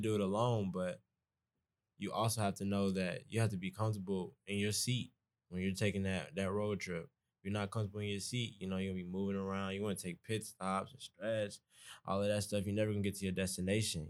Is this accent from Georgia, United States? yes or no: yes; Atlanta, Georgia, United States; moved away as an adult; I'm from East Atlanta, so I already have my own accent